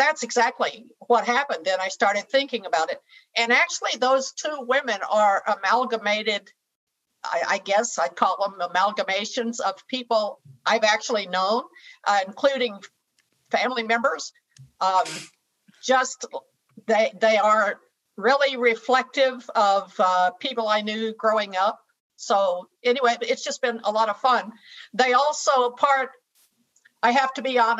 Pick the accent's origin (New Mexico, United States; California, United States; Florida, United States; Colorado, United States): New Mexico, United States; Roswell; now in Albuquerque, United States; I was born in Roswell, New Mexico